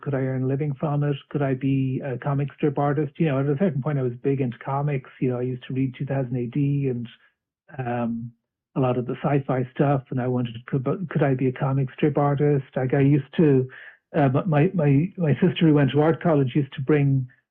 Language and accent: English; Dublin, Leinster, Ireland; now in Arklow, Ireland; I'm originally from Dublin, and now I'm living a bit south of Dublin in a town called Arklow